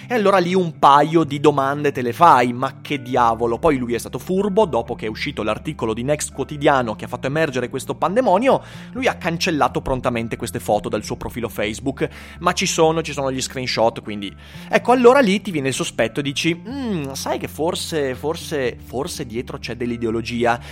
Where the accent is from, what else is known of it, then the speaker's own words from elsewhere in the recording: Schio, Veneto, Italy; io sono di Schio